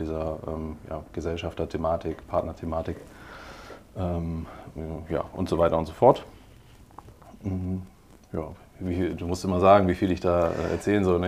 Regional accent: Heidelberg, Baden-Württemberg, Germany; now in Hamburg, Germany; Ich bin äh, aber tatsächlich in Heidelberg geboren

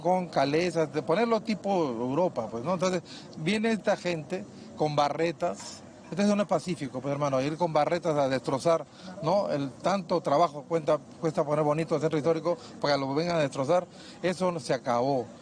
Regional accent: Piura, Peru; mi tierra, hermano, en Piura

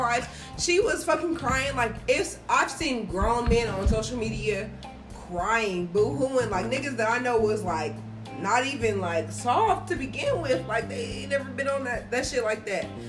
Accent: Marion, United States; I grew up in Marion

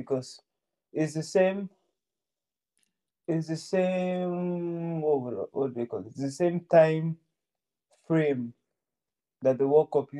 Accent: Nigeria; I'm a Nigerian.

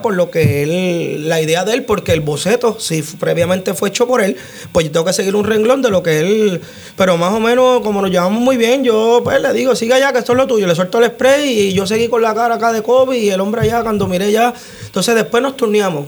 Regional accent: Utuado, Puerto Rico; moved away as an adult; also born or lived in United States; yo fui nacido y criado en Jesús María Lago.

